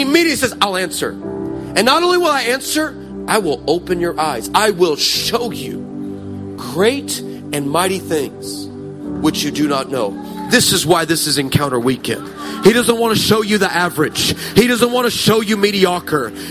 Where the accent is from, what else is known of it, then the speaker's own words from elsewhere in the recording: United States; I can say this as an American.